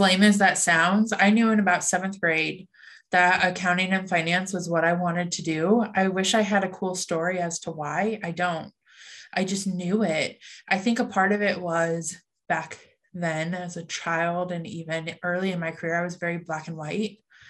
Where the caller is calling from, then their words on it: Omaha, Nebraska, United States; Omaha, Nebraska, the center of the United States. A few less cornfields than people would expect, but everything you think when you think of Nebraska nonetheless.